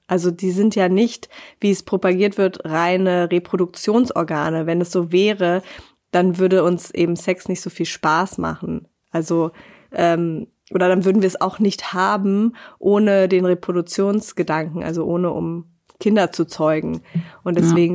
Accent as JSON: {"language": "German", "region": "Berlin", "country": "Germany", "moved": "as an adult", "lives_now": "Bavaria, Germany", "said": "ich bin eben halt aus Berlin und nicht aus Bayern"}